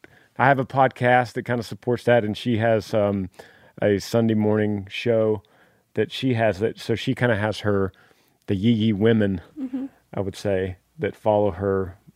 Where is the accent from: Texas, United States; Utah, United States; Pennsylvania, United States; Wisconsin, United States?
Texas, United States; Dallas; Originally from Dallas, and Amber's from Fort Worth.